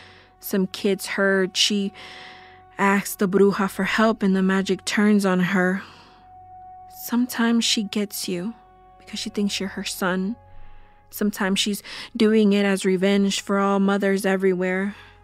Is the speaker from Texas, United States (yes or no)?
yes; Texas, United States; So the version I was told growing up in West Texas in the late 80s, the version my grandma told us leading up to Christmas Eve